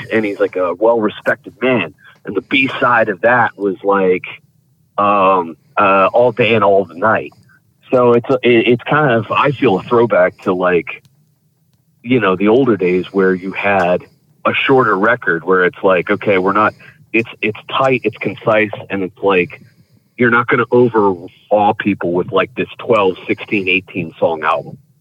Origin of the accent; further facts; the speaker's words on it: Appalachia, United States; being an Appalachian